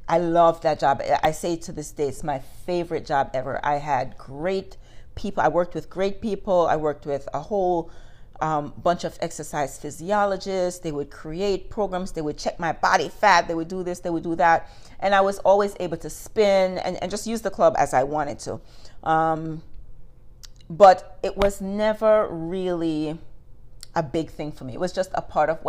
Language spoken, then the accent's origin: English; Jamaica; moved away as an adult; For me, growing up in Jamaica